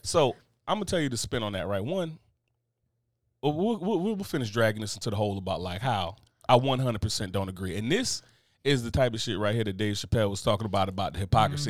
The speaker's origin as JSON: {"language": "English", "country": "United States", "said": "I come from the tri-state area"}